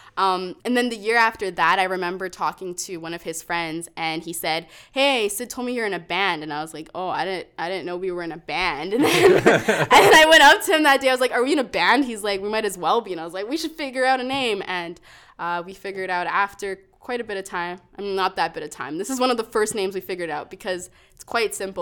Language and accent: English; Calgary, Alberta, Canada; also born or lived in Toronto; we moved here when I was five, so I was pretty much a Calgarian, born and raised here